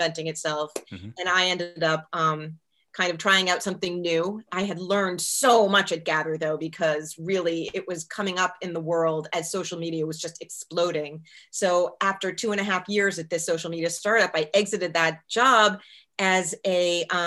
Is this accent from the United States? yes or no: yes; Boston, Massachusetts, United States; moved away as an adult; also born or lived in Portland, Maine / Raleigh, North Carolina; I'm from Boston, born and bred